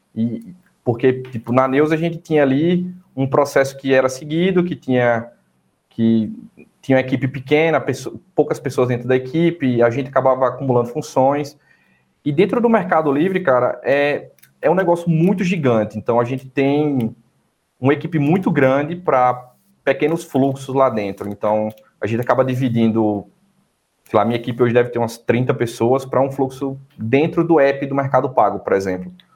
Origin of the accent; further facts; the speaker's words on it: Irecê, Bahia, Brazil; moved away; also born or lived in Paraíba; vindo de Irecê, interior da Bahia, cidadezinha pequena, uns 70 mil habitantes